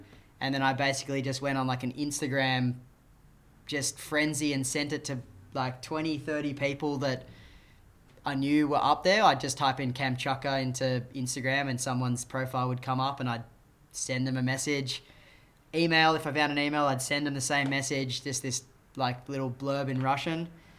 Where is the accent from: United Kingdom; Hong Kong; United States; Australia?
Australia; I'm a filmmaker from Australia.